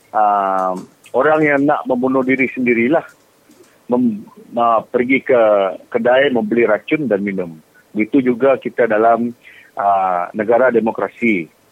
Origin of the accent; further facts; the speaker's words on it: Long Bangan, Sarawak, Malaysia; anak jati Longbangan